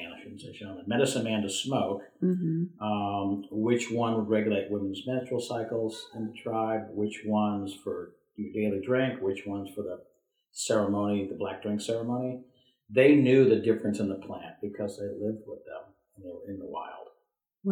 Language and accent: English; New England, United States; when I was a young kid growing up in New England